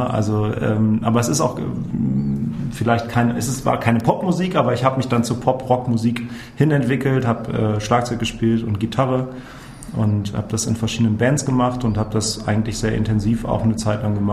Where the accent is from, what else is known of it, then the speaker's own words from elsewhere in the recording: North Rhine-Westphalia, Germany; Ja, ich bin äh, gebürtiger Rheinländer. Ich bin äh, zwischen Aachen und Köln aufgewachsen, immer mit äh, dem Blick aus dem Kinderzimmer auf das Braunkohlekraftwerk Weißweiler